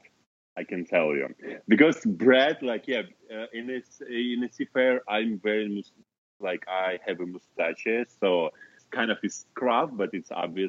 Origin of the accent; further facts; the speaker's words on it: Kazakhstan; English is a second language; moved away as an adult; also born or lived in Moscow, Russia; it was in my hometown, in Kazakhstan, in my hometown, so before Moscow.